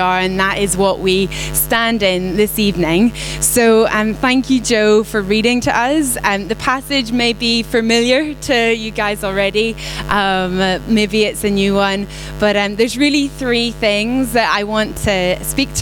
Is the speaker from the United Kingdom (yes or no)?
yes; Belfast, Northern Ireland, United Kingdom; moved away; I'm not from here. I'm from Northern Ireland. Some people think Scottish, some people think American, Australian, South African. I'm from Belfast.